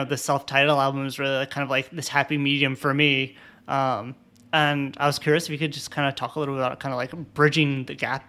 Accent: Middletown, Connecticut, United States; I'm from Connecticut as well

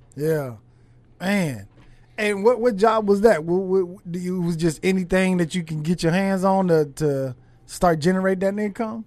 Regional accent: Los Angeles, California, United States; I'm from, I'm from California, from L

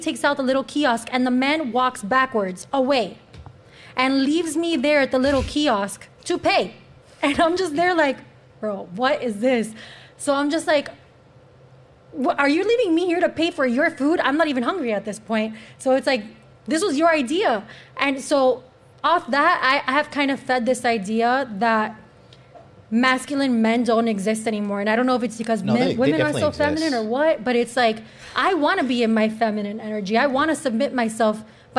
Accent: United States; born there; I was born in America.

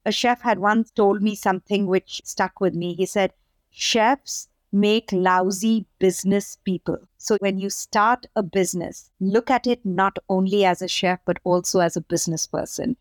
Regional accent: India; now in Nashville, United States; growing up in India at that time

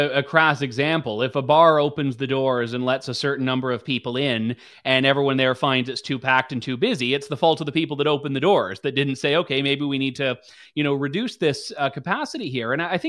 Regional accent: London, Ontario, Canada; I'm from London, Ontario

